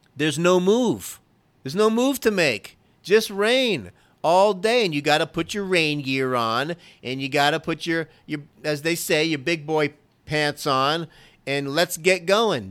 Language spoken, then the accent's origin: English; Florida, United States; now in Dallas, United States; I'm originally from Florida